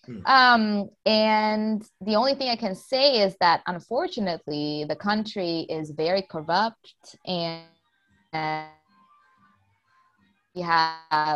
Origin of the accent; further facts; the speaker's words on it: Croatia; I was born in Croatia.